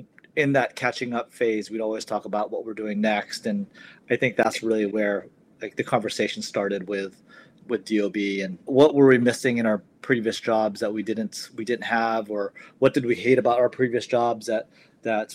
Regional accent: Bay Area, California, United States; We're both from the Bay Area

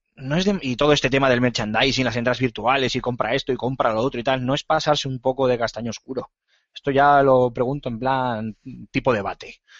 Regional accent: Bilbao, Basque Country, Spain; soy bilbaíno pura cepa

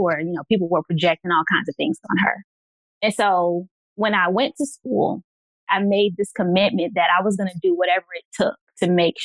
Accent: Virginia, United States; I am from Virginia

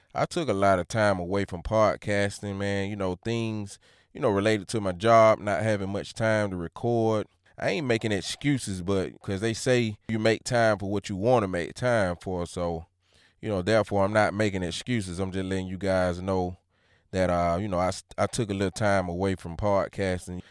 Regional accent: Georgia, United States; I'm from Georgia

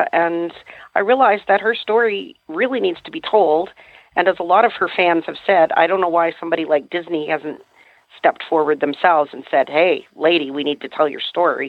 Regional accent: Canada; also born or lived in New Brunswick; I'm a Canadian, actually, so I live in New Brunswick in the Appalachians up here

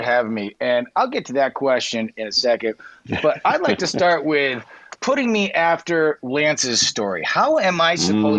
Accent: Boston, Massachusetts, United States; My hometown of Boston had been hit by a radioactive meteor. I was 6 years old.

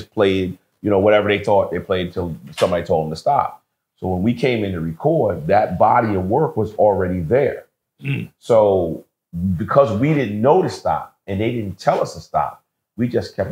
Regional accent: New York metropolitan area, United States; growing up in New York metropolitan area

